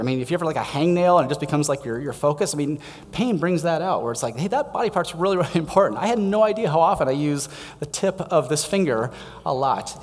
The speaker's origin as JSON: {"language": "English", "town": "Denver", "region": "Colorado", "country": "United States", "tie": "born or raised there", "moved": "yes", "said": "I grew up in Denver"}